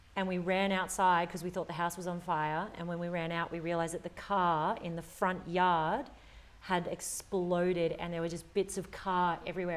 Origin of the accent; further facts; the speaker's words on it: Australia; our culture here as an Australian